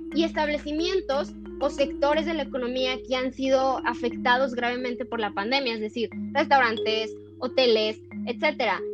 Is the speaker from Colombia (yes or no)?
no; Mexico